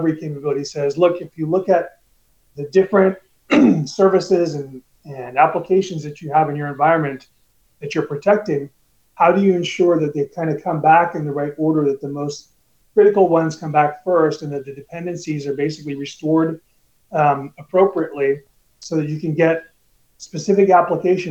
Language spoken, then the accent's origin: English; California, United States; I grew up in California